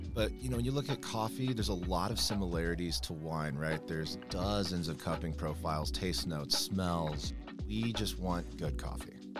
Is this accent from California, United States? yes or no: yes; Manhattan Beach, California, United States; moved away as an adult; now in Denver, United States; I'm from Manhattan Beach, California, uh, just outside Los Angeles